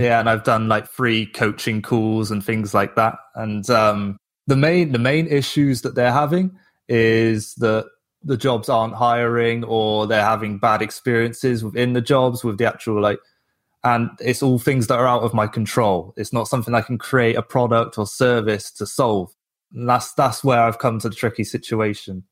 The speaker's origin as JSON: {"language": "English", "region": "England", "country": "United Kingdom", "moved": "yes", "said": "I'm from England"}